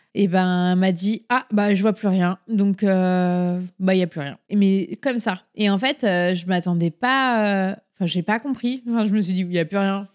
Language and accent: French; Paris, Île-de-France, France; now in Rennes, France; Je viens normalement de région parisienne. Enfin, je suis née à Paris même